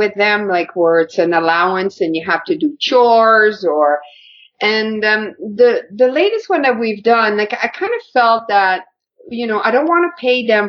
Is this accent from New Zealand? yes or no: no; Quebec, Canada; I grew up in Quebec